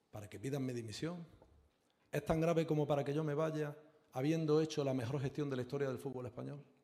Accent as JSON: {"language": "Spanish", "country": "Spain", "said": "como español"}